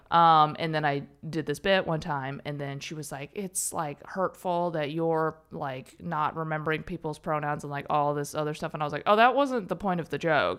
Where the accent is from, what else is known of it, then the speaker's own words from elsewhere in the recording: Chicago, Illinois, United States; also born or lived in Berkeley; now in Los Angeles, United States; I was born in Chicago.